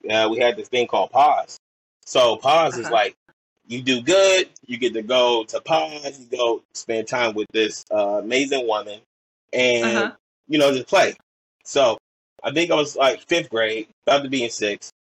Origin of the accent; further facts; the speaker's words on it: Portland, Oregon, United States; I'm from Portland, Oregon, you know, born and raised.